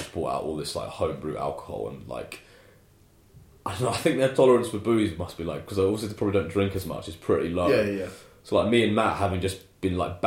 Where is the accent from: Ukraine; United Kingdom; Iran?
United Kingdom; England